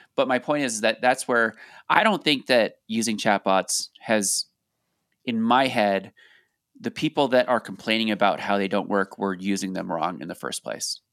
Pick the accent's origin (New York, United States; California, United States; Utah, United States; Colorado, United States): Colorado, United States; we're from Colorado